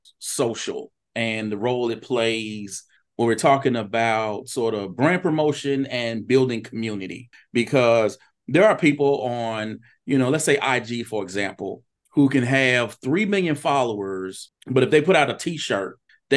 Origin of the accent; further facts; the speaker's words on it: Vicksburg, Mississippi, United States; now in Hattiesburg, United States; I was originally from Vicksburg and came here to go to University of Southern Mississippi.